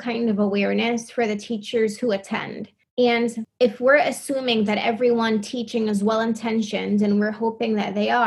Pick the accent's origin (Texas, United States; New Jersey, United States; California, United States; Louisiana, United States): New Jersey, United States; growing up in New Jersey